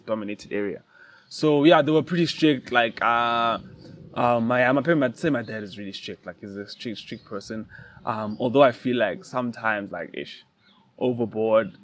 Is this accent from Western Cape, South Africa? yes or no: no; Mahikeng, North West, South Africa; when I was young, I grew up in Mafikeng, um, the northwest